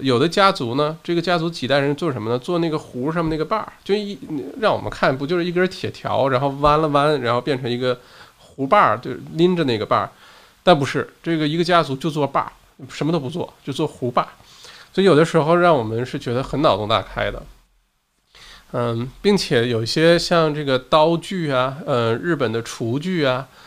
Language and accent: Chinese; China; now in Australia; 我小的时候在国内的时候